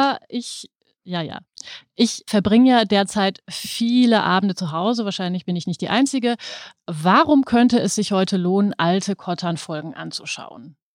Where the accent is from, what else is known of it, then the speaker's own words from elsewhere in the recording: Germany; als Deutsche